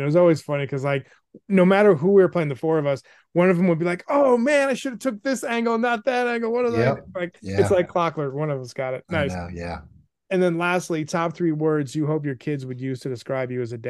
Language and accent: English; New Hampshire, United States; I grew up in New Hampshire, like around the seacoast.